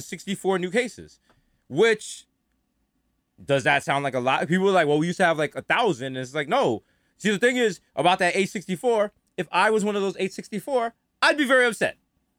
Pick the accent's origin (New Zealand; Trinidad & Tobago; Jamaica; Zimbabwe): Jamaica; Actually, I'm Jamaican